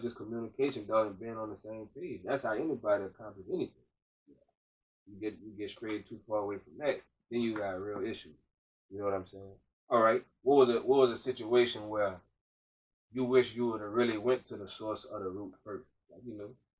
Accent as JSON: {"language": "English", "town": "Brunswick", "country": "United States", "tie": "born or raised there", "said": "I'm born and raised in Brunswick"}